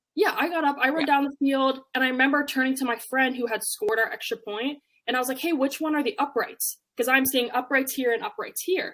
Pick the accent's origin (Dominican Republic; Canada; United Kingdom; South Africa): Canada; now in United States; I'm originally from Canada